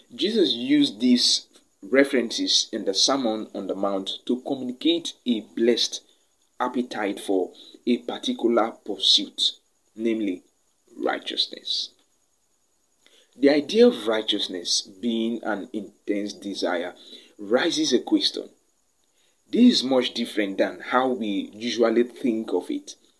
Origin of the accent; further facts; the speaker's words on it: Nigeria; I am from Nigeria